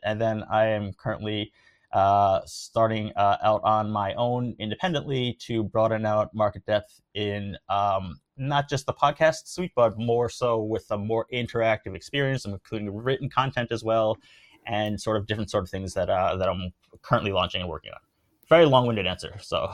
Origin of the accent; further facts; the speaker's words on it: United States; moved away as an adult; also born or lived in New York / Tokyo; I'm born and raised in the United States